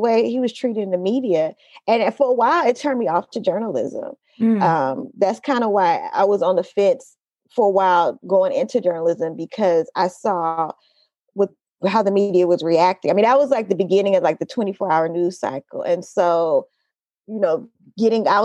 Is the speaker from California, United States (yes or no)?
yes; Oakland, California, United States; also born or lived in Los Angeles; I grew up in Oakland. I grew up specifically in East Oakland.